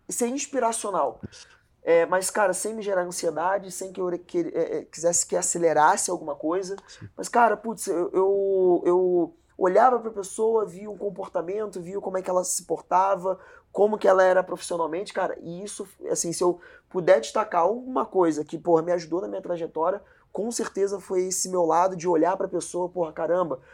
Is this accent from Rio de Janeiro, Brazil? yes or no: yes; Rio de Janeiro, Brazil; a gente é do Rio